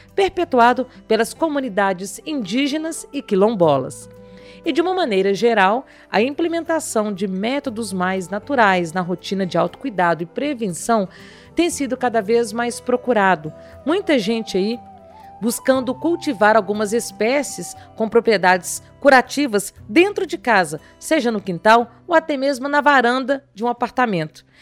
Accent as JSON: {"language": "Portuguese", "region": "Minas Gerais", "country": "Brazil", "also_born_or_lived": "Belo Horizonte", "said": "Eu sou de Minas, estou aqui em Belo Horizonte"}